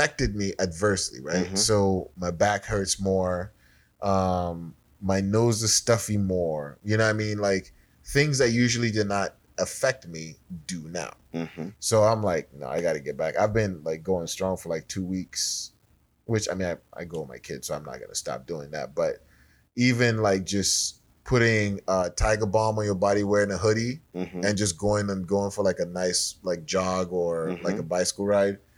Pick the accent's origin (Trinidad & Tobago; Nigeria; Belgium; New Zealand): Nigeria; I'm Nigerian.